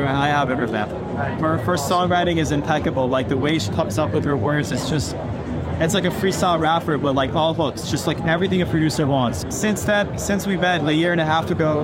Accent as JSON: {"language": "English", "town": "Columbus", "region": "Ohio", "country": "United States", "tie": "born or raised there", "said": "my hometown of Columbus, Ohio"}